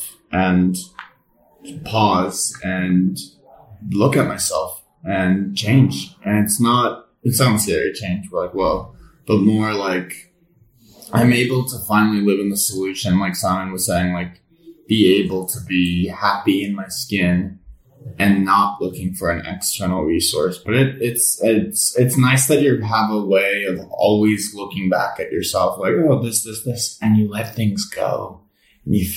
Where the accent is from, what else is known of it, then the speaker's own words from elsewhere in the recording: United States; I'm from America and I get to live in Italy for summer